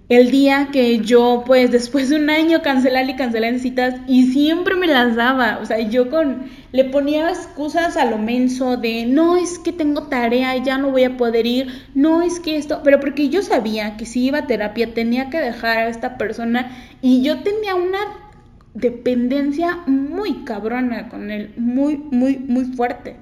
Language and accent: Spanish; Cuernavaca, Morelos, Mexico; yo soy de Cuernavaca